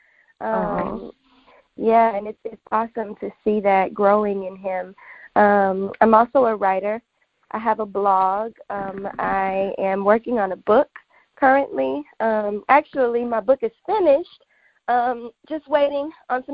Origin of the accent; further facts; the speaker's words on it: Louisiana, United States; now in Houston, United States; I was born in Louisiana. That's where all of my family is, and I go back there pretty often. And so I claim that I am still a true Louisianian